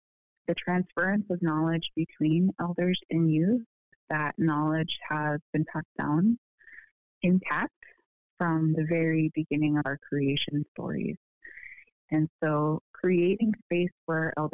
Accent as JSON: {"language": "English", "town": "Unalakleet", "region": "Alaska", "country": "United States", "moved": "yes", "lives_now": "Anchorage, United States", "said": "I come from Unalaslik"}